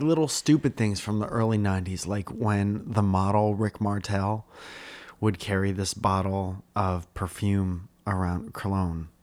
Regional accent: Stratford, Connecticut, United States; We're from Stratford

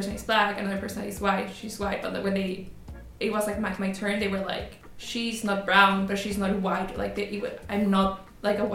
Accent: Quito, Pichincha, Ecuador; moved away as an adult; now in Toronto, Canada; I'm from Quito, Ecuador

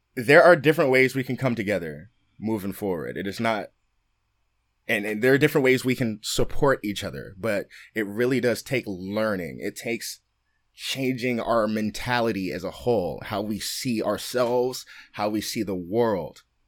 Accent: Oakland, California, United States; being from Oakland, growing up in Oakland

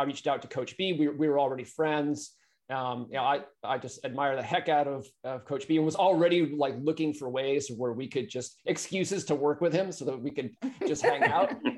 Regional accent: New Hampshire, United States; now in California, United States; I grew up in New Hampshire. So I'm talking to you from California

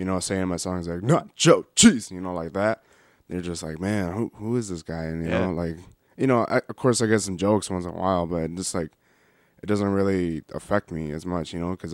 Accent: Beloit, Wisconsin, United States; I was born and raised in Beloit. I'm 22, so I was, you know, lived here all my life

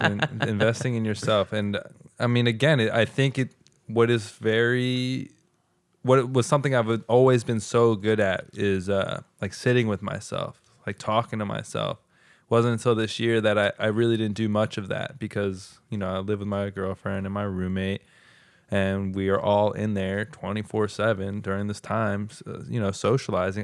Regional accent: United States; us as American people

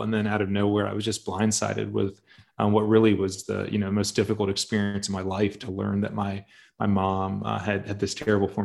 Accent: Raleigh, North Carolina, United States; I grew up in Raleigh, North Carolina.

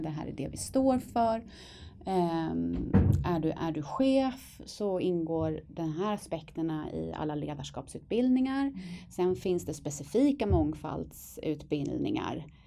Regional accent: Stockholm, Stockholm County, Sweden; also born or lived in Dalarna; Stockholm, södra sidan av stan med anknytning till Dalarna på min pappas sida.

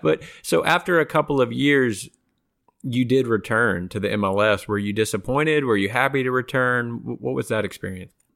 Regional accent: outside of Austin, Texas, United States; I grew up outside of Austin, Texas

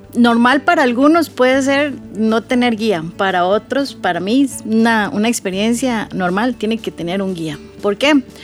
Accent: Costa Rica; Yo puedo ser de Costa Rica, eh, haber vivido aquí muchos años

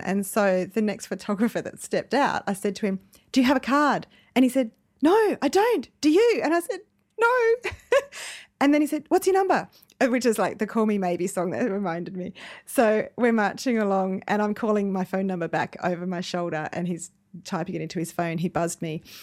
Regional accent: Dubbo, New South Wales, Australia; I'm from Dubbo

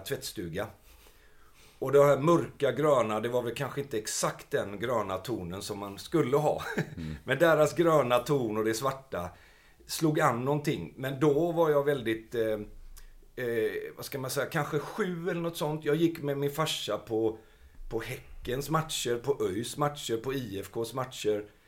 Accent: Gothenburg, Västra Götaland, Sweden; jag är uppvuxen i Biskopsgården.

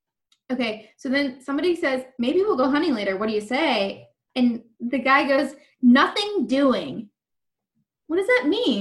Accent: Pittsburgh, Pennsylvania, United States; I'm from Pittsburgh. We use the least possible syllables that we have to.

